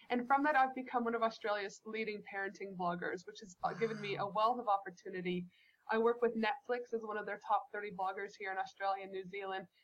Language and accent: English; Canada; back when I was a child growing up in Canada, so many of my fondest memories are outside making, you know, snow angels